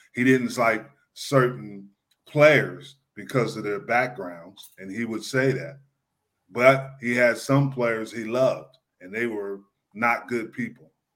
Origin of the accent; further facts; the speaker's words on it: New Jersey, United States; moved away; I grew up in New Jersey. I grew up not that far from um, the stadium